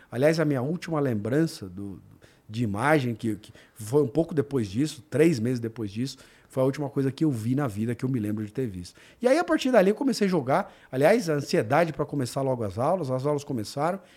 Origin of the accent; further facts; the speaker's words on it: São Paulo, Brazil; also born or lived in Mato Grosso; eu nasci em São Paulo, fui morar no Mato Grosso.